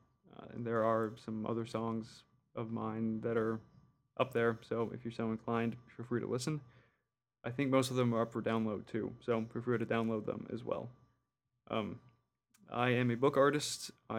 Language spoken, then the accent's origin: English; New Orleans, Louisiana, United States; I was born in New Orleans. Somehow lived there for 20-ish years and never picked up the accent.